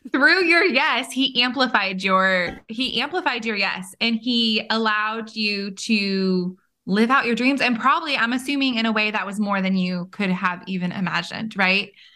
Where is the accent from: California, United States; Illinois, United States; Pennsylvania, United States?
California, United States; Bay Area; moved away; I am from California as well and from the Bay Area, so not far from Monterey